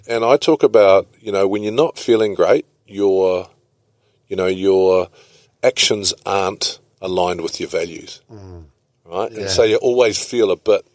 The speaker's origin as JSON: {"language": "English", "country": "New Zealand", "also_born_or_lived": "Italy", "said": "as a Kiwi"}